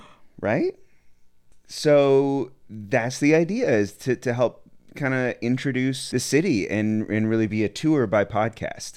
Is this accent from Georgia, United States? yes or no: no; Asheville, North Carolina, United States; moved away as an adult; also born or lived in Austin, Texas; now in Chattanooga, United States; I'm from Asheville, North Carolina. I was living there, but moved to Austin